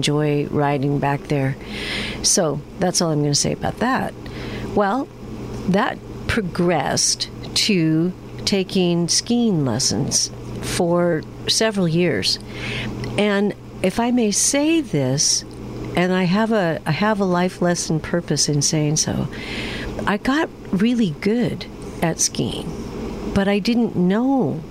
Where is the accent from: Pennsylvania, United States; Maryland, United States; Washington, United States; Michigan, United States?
Washington, United States; also born or lived in Steamboat Springs, Colorado; I grew up in Washington State